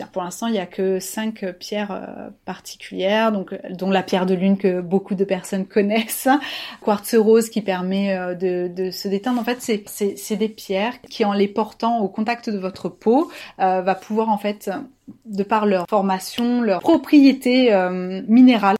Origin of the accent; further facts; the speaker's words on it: Toulouse, Occitania, France; je suis toulousaine